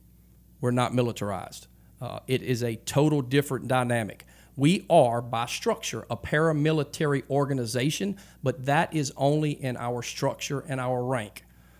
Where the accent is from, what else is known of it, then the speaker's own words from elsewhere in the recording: Louisiana, United States; We're from Louisiana, and we're going to this Texas organization